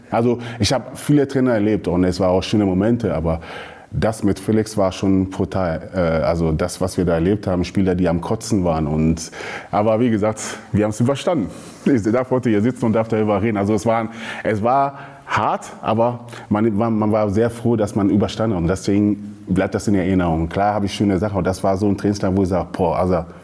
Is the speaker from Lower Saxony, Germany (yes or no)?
yes; Hanover, Lower Saxony, Germany; now in Ruhr, Germany; Ich komme aus Hannover, aber bin jetzt lebt äh, im Ruhrgebiet